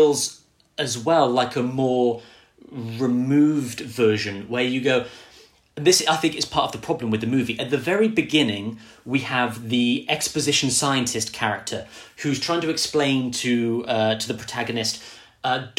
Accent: United Kingdom; I'm British.

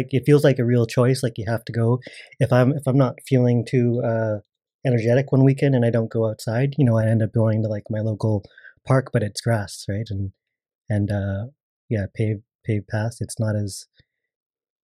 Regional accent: Burnaby, British Columbia, Canada; also born or lived in Coquitlam; I grew up in Burnaby, Burnaby and a little bit of Coquitlam

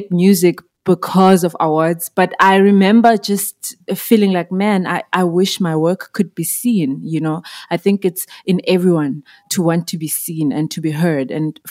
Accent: Zimbabwe; moved away as an adult; now in South Africa; I'm originally from Zimbabwe. I was born and bred there. I moved to South Africa in 2011 to study and secretly to pursue music.

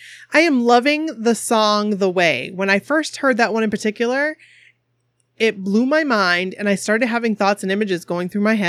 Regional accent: West Virginia, United States; I am from West Virginia.

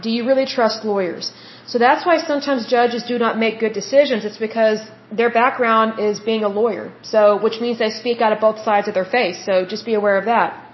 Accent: United States; As the American people

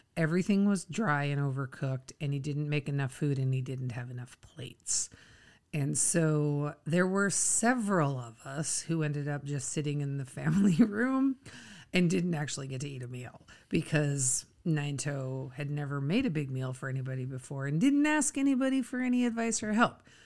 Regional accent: Minnesota, United States; We, we grew up in Minnesota

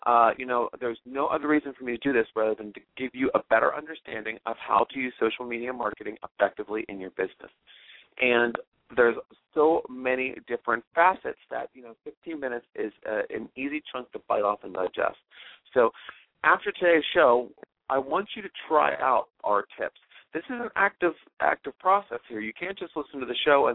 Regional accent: Pittsburgh, Pennsylvania, United States; my hometown's Pittsburgh, Pennsylvania

